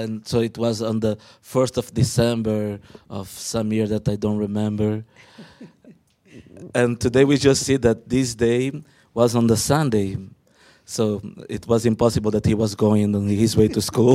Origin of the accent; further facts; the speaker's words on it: Angola; I'm from Angola